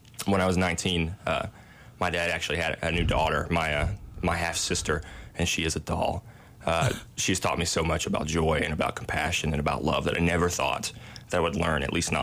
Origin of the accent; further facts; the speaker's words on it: Somerset, Kentucky, United States; I'm from Somerset, Kentucky. It's about an hour up the road, 30 minutes north, 30 minutes west, something like that. Much bigger town than Williamsburg, Kentucky, that's for sure. I think Somerset and surrounding counties, about 100,000 people total, graduated from Pulaski County High School